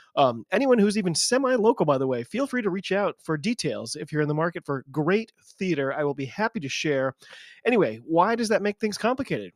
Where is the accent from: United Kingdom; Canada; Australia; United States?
United States; I'm an American